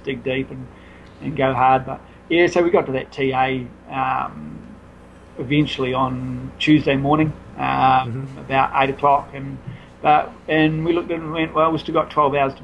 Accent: New Zealand; as a Kiwi

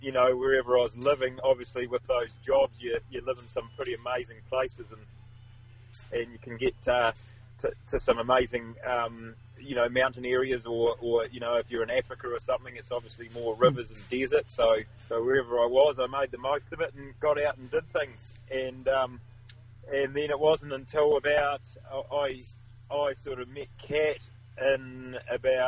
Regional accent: Oxford, Canterbury, New Zealand; I spent a lot of my childhood growing up in North Canterbury, Oxford, which is up near Christchurch in the South Island

